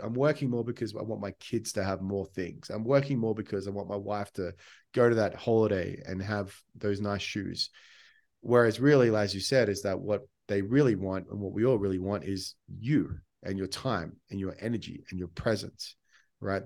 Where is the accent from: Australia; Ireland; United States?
Australia; I'm Australian